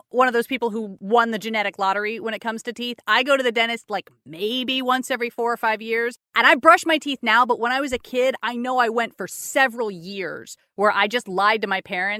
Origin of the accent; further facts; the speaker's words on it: Austin, Texas, United States; I grew up here in Austin my entire life and I've had people to my face angrily tell me that I am lying. Because I do not sound like that. I'm like, look, man, my accent's all over the place.